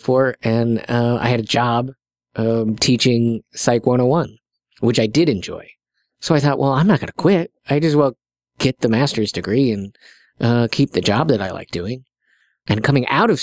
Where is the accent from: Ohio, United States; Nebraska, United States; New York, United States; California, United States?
Nebraska, United States; South Sioux City; I'm from South Sioux City, Nebraska.